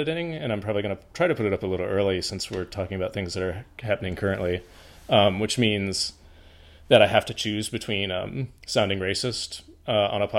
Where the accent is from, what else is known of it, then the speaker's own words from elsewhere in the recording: Columbia, Missouri, United States; my hometown of Columbia, Missouri